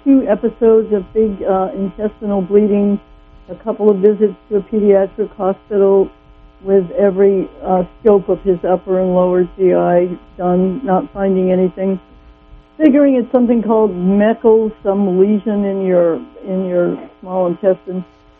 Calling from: Arcata, California, United States; Hi, I'm from Arcata.

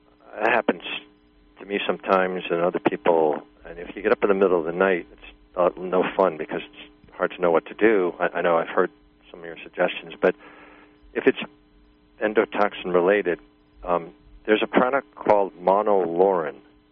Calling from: Virginia, United States; Okay, I'm from Virginia.

